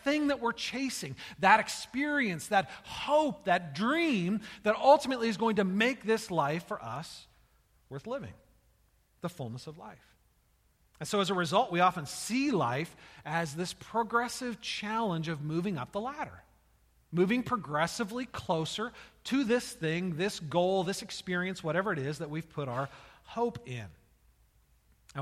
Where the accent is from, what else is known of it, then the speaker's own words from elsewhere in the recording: United States; As Americans